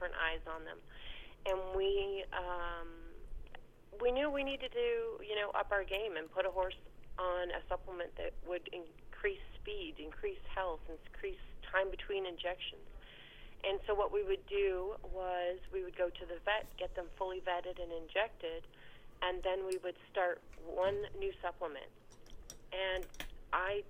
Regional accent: Canada; now in Ohio, United States; I'm from Canada

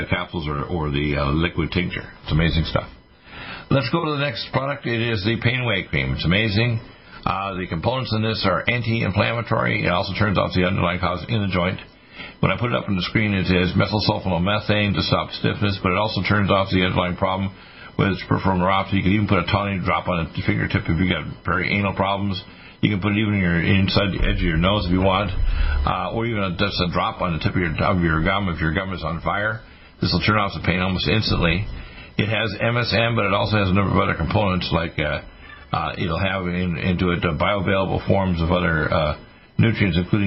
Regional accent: Canada; moved away as an adult; also born or lived in Detroit, Michigan, United States; now in United States; although I was born in Detroit, I was raised in Canada and took my medical degree there

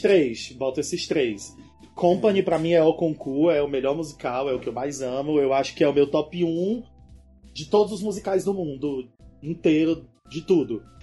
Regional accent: Northeast Region, Brazil; Eu vou falar uma coisa como nordestino

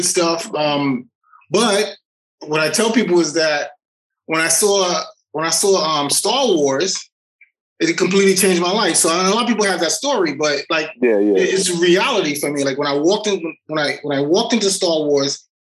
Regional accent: New York City, New York, United States; moved away as an adult; I grew up in the South Bronx

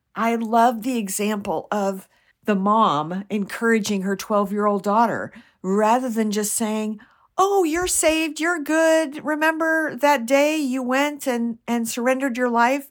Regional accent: United States; I'm not Jewish and I'm an American.

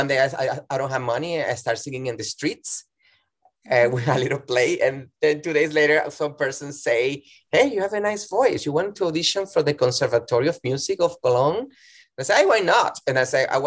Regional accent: Valencia, Carabobo, Venezuela; English is a second language; now in United States; I'm originally from Venezuela, from Valencia, Venezuela, the industrial city

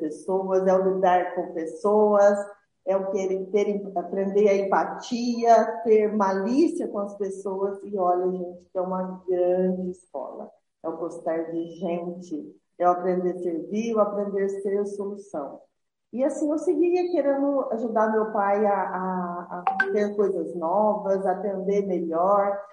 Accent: Juruáia, Minas Gerais, Brazil; eu sou de Juruáia, Minas Gerais

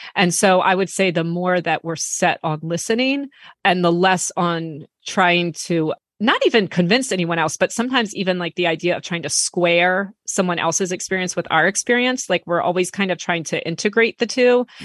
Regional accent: United States; I'm American

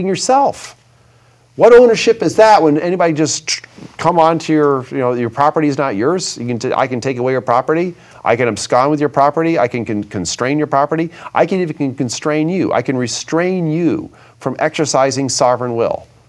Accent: Vermont, United States; Growing up in Vermont

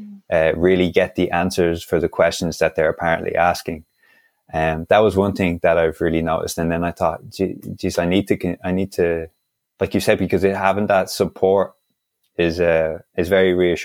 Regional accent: Dublin, Leinster, Ireland; I was born and raised in Dublin

